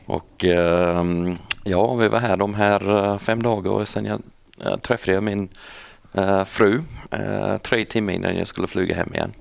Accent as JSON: {"language": "Swedish", "town": "Lithgow", "region": "New South Wales", "country": "Australia", "tie": "born or raised there", "also_born_or_lived": "Sydney, Australia", "first_language": "English", "second_language": "Swedish", "moved": "as an adult", "lives_now": "Växjö, Sweden", "said": "jag kommer från en, eh, en stad som heter Lithgow och den ligger 16 mil västerut, okay. så uppe i bergen. Aha. Där växte jag upp"}